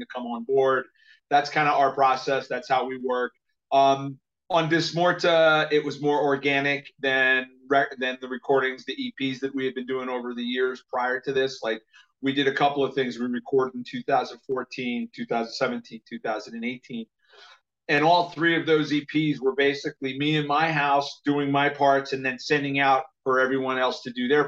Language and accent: English; United States; I'm an American